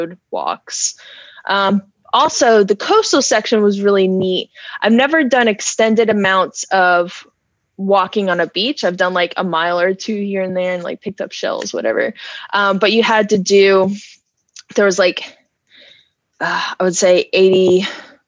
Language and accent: English; Wake Forest, North Carolina, United States; I grew up in Wake Forest.